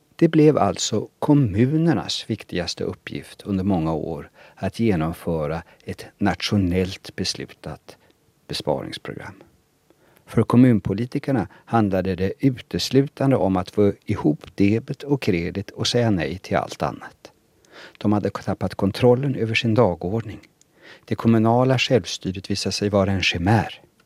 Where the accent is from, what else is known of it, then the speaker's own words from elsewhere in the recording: Sweden; Själv betraktar jag mig i första hand som svensk